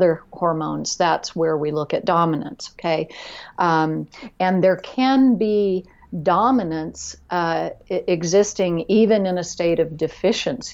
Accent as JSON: {"language": "English", "region": "Florida", "country": "United States", "tie": "born or raised there", "said": "I grew up in Florida in the middle"}